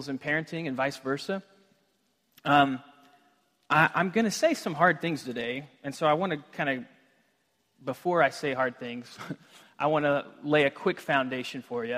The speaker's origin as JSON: {"language": "English", "region": "Texas", "country": "United States", "also_born_or_lived": "Washington State", "moved": "yes", "lives_now": "Washington, United States", "said": "I'm from Texas"}